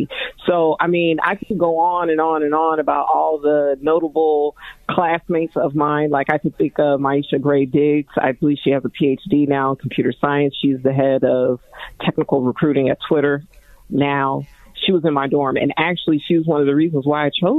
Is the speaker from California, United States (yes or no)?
yes; Long Beach, California, United States; I grew up in the LBC on the West Side. I graduated from Long Beach Polytechnic High School